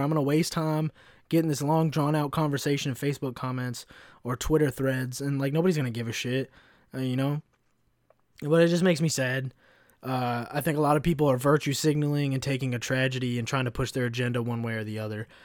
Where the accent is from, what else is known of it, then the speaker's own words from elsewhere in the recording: Kentucky, United States; moved away; also born or lived in Chicago; growing up in Kentucky, I saw, like, the, the really shitty, like, like, the f-, like, K K K flyers in my fucking hometown.